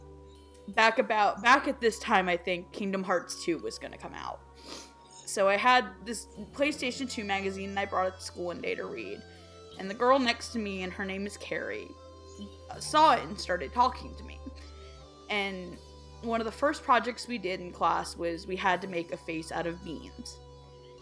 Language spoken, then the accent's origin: English; Florida, United States; also born or lived in New York; I'm originally from New York, but I grew up in Florida